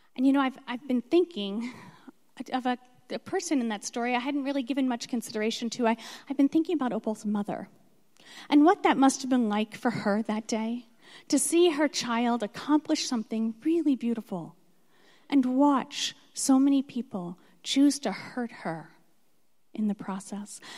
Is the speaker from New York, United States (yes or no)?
no; Philadelphia, Pennsylvania, United States; moved away as an adult; also born or lived in Alabama; I was born in Philadelphia